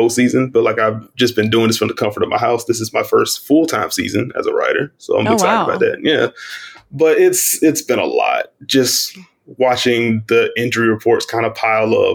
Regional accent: South Carolina, United States; moved away as an adult; now in Charlotte, United States; I'm from South Carolina. I am based in Charlotte, North Carolina now. Just moved here in January

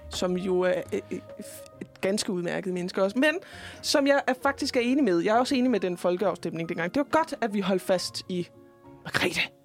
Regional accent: Jutland, Denmark; jeg er jo fra Jylland

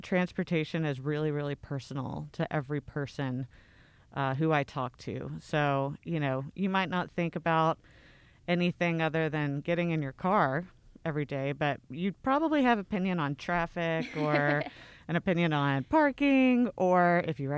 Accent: Middle Tennessee, United States; also born or lived in Midwest; now in Memphis, United States; I'm from Middle Tennessee originally

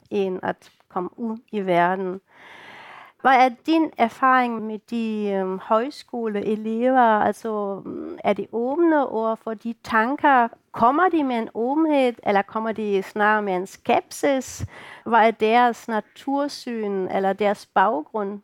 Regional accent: Germany; Danish is a second language; now in Denmark; I kan jo godt høre, at jeg ikke er dansker, jeg kommer fra Tyskland

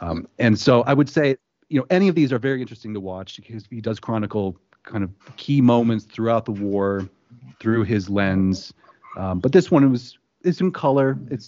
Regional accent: Livingston County, Michigan, United States; also born or lived in Southfield, Michigan; We grew up in Livingston County.

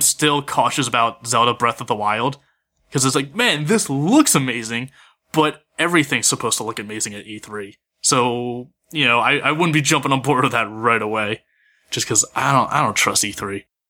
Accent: Philadelphia, Pennsylvania, United States; I'm from Philly

